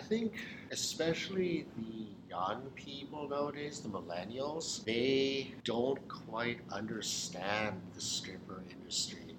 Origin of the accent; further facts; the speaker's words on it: British Columbia, Canada; also born or lived in Burlington, Ontario; Lived in BC for pretty much most of my life